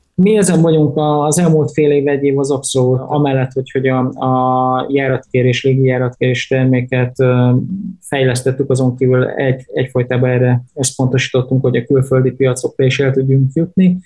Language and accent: Hungarian; Hungary